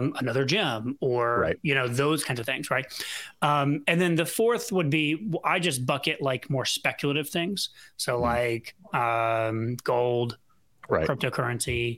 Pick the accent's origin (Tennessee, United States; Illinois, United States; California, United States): Tennessee, United States; just outside of Nashville; I grew up in Tennessee, right? I grew up just outside of Nashville, like not far.